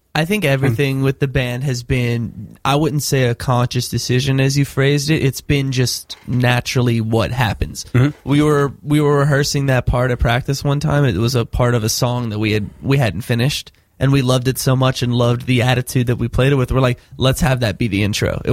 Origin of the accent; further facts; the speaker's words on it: Florida, United States; now in New York, United States; We're both from Florida